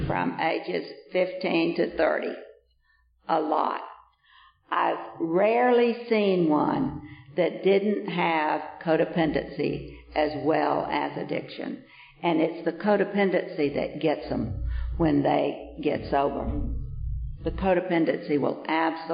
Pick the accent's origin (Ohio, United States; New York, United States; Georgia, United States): Georgia, United States; Vienna; moved away; when I came from Vienna, Georgia, that I was right up down the front row in that Methodist church every Sunday